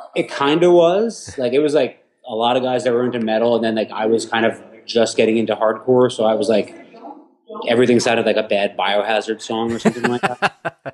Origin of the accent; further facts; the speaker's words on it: Huntington, New York, United States; moved away as an adult; also born or lived in Houston; now in New York, United States; I'm I'm from Huntington in Long Island